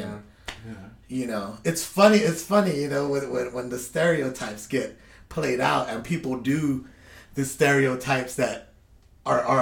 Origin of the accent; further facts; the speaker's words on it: Guam; now in United States; We're from Guam